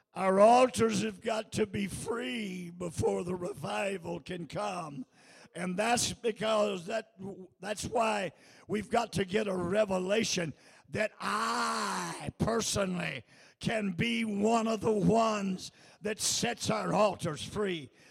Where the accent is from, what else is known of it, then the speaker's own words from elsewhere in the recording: United States; I'm an American